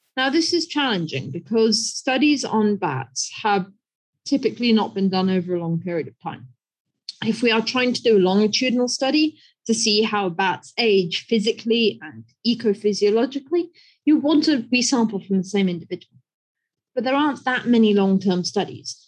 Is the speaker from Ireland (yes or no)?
no; United Kingdom; moved away as an adult; now in China; I'm British, and so I grew up on an island